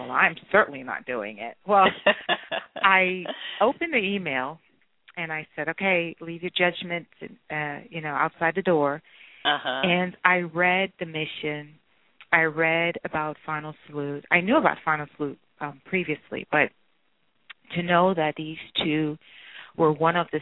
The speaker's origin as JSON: {"language": "English", "town": "New York City", "region": "New York", "country": "United States", "tie": "born or raised there", "said": "I grew up in Brooklyn, New York"}